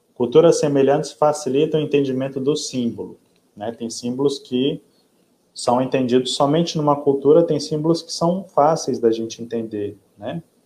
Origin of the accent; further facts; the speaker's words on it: Minas Gerais, Brazil; now in Parintins, Brazil; eu que vim do Sudeste, nasci em Minas Gerais